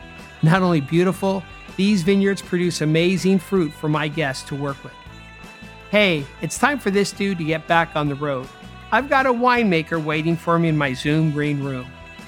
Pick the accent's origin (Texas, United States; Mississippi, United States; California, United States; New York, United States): California, United States; moved away as an adult; now in London, United Kingdom; I live in London selling cases of damn good California wine across Europe for the Terlato family. And this podcast is about California, the Golden State, my home state